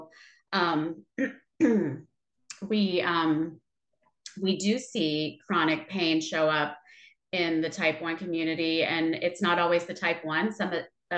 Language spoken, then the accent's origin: English; Ohio, United States; now in Texas, United States; I'm not originally from Texas. I'm originally from Ohio